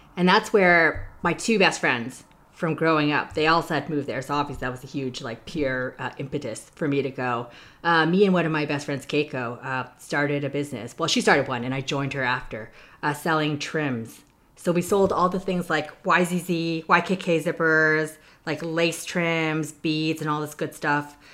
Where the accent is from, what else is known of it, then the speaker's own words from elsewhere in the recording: Toronto, Ontario, Canada; moved away as an adult; also born or lived in Hong Kong / New York; now in United States; I was born and raised in Toronto, um, Ontario, in Canada.